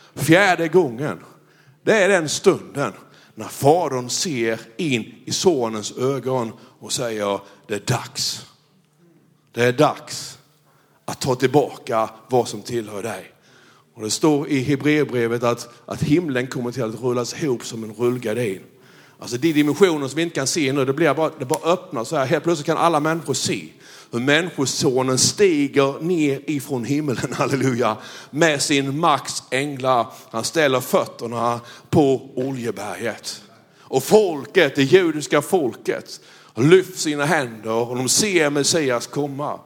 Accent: Blekinge, Sweden; jag är ju från Blekinge

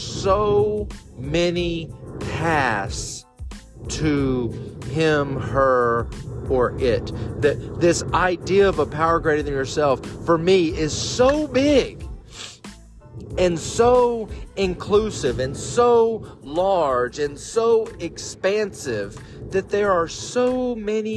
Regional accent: Bible Belt, the South, United States; I was raised in the South, deep in the Bible Belt

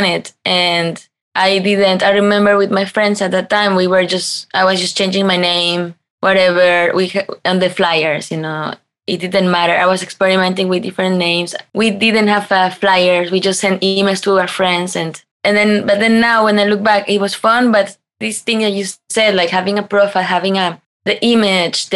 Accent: Mexico; English is a second language; also born or lived in Berlin; now in Germany; I come from Mexico

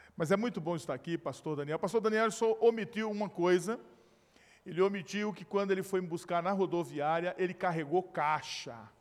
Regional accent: Recife or Olinda, Northeast, Pernambuco, Brazil; moved away; onde eu nasci e me criei. Ali, ó, tá vendo aquelas, aquelas parafitas ali, ó, na maré. É bem provável que ali seja foto de, é, de Brasília Teimosa, ali de, de Recife ou de Olinda

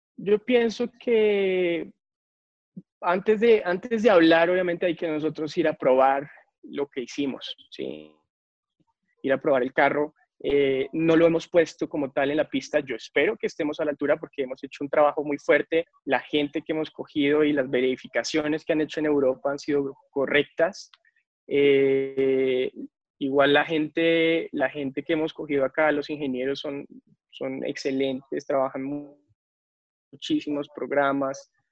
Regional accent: Colombia

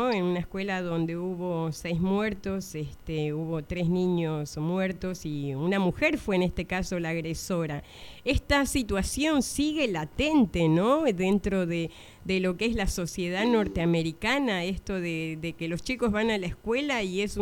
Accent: Argentina; Como argentino en el exterior, eh, podés hacerlo si, si querés.

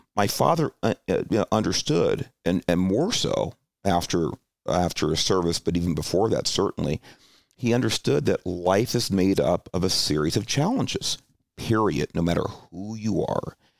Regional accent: Alhambra, California, United States; also born or lived in Los Angeles (Watts) / Hollywood / San Jose; that's where I grew up, you know, most of my formative years in Alhambra

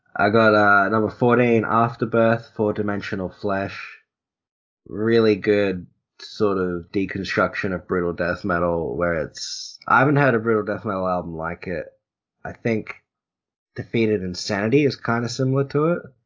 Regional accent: Australia; I'm Australian

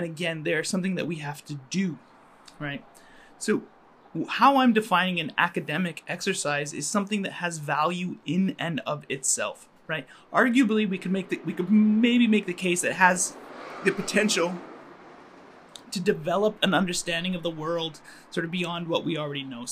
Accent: Calgary, Alberta, Canada; moved away as an adult; also born or lived in Montreal / Finland; now in Toronto, Canada; I grew up in Calgary and I was raised as a Muslim

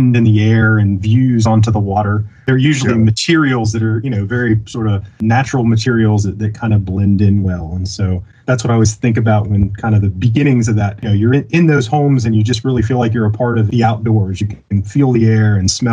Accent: Virginia, United States; I grew up in Virginia

